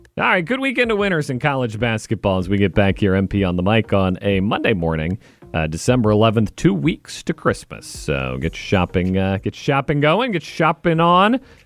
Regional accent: Wichita, Kansas, United States; moved away as an adult; I grew up in Wichita, Kansas

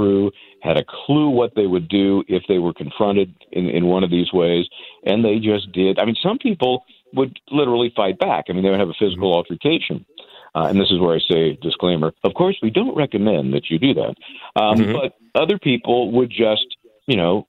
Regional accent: San Francisco, California, United States; also born or lived in New York area; now in New York, United States; I'm here in the New York area, but I'm from the Bay Area in San Francisco, big Giants fan

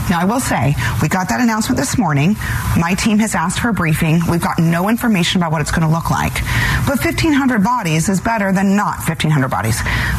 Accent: Arizona, United States; anyone who lives in a border state like I do, born and raised in Arizona

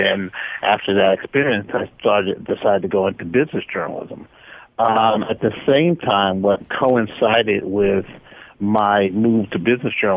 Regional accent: Norfolk, Virginia, United States; I'm from Norfolk, Virginia

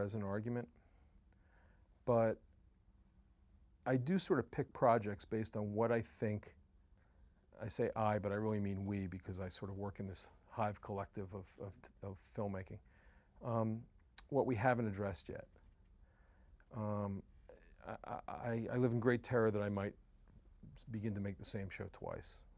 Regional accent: United States; as an American

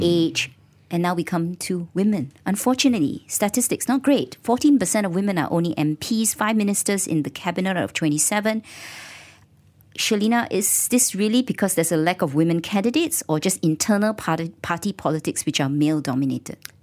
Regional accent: Kuala Lumpur, Malaysia; I'm a K L resident

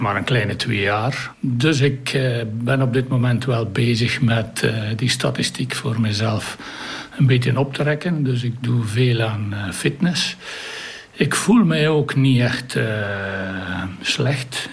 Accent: Kemzeke, Flanders, Belgium; now in Oudenaarde, Belgium; Ik ben afkomstig van Kemzeke, vlakbij Sint-Niklaas.

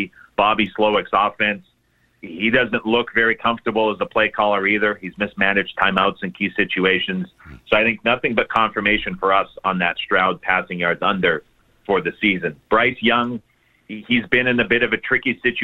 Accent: Canada; being Canadian

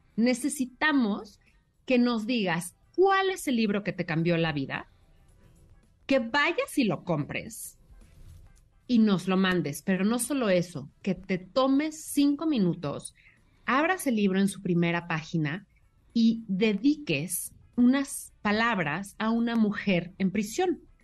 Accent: Mexico

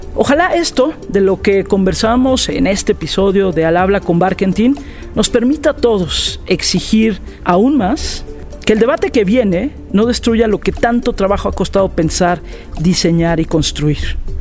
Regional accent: Mexico; en mi país, en México

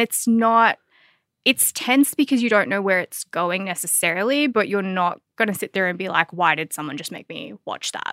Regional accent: Australia

